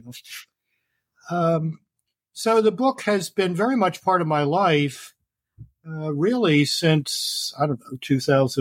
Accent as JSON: {"language": "English", "town": "Baltimore", "region": "Maryland", "country": "United States", "tie": "born or raised there", "said": "I was born in Baltimore in 1951"}